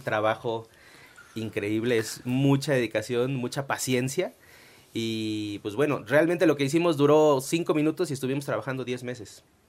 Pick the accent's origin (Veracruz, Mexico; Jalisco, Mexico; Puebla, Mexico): Puebla, Mexico; somos tres poblanos los que participamos en la película